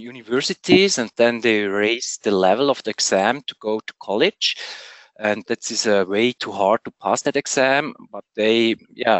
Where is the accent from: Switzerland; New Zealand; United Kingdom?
Switzerland; from Switzerland